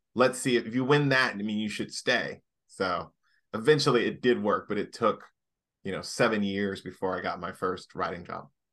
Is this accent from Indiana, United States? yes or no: yes; Indianapolis, Indiana, United States; moved away as an adult; also born or lived in Washington, D.C.; now in Los Angeles, United States; I come from Indianapolis, Indiana